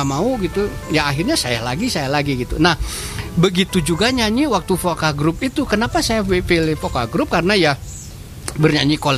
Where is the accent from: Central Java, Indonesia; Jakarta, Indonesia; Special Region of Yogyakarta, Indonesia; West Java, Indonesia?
West Java, Indonesia; Cianjur; kecil saya di Cianjur SD.